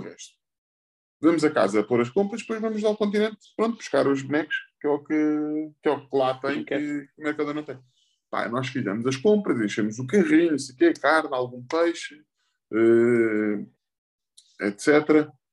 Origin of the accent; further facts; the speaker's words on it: Portugal; Como português